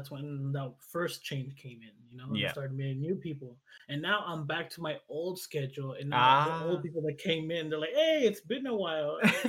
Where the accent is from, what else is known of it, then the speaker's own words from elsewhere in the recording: United States; I am from the United States. I'm a Mexican American variety streamer.